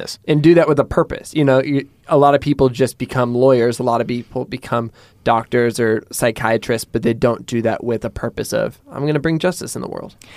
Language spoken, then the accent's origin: English; Portland, Oregon, United States; in Portland, I'm from Portland, and in Portland, when people use an umbrella, you're like, oh, that's a tourist